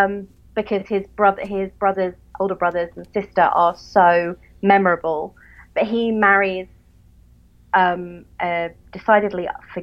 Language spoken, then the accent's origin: English; England, United Kingdom; accent: English; I'm English.